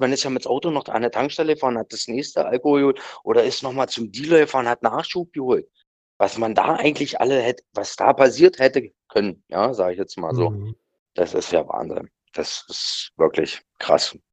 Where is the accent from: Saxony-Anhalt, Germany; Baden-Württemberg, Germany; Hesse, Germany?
Saxony-Anhalt, Germany; Lutherstadt Wittenberg; bei uns in Lutherstadt-Wittenberg eine Schule gemacht